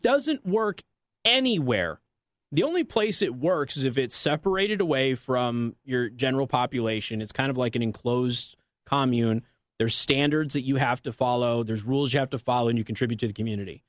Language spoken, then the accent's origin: English; Las Vegas, Nevada, United States; moved away; I'm from Las Vegas